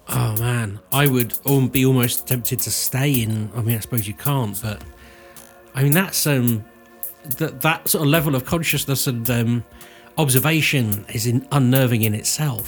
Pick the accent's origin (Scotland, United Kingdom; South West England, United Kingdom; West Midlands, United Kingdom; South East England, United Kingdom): South West England, United Kingdom; Cirencester; somebody who grew up in Cirencester